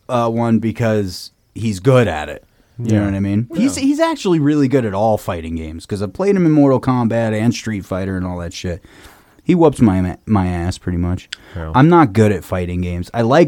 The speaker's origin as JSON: {"language": "English", "region": "New Jersey", "country": "United States", "tie": "born or raised there", "said": "When I was growing up in New Jersey"}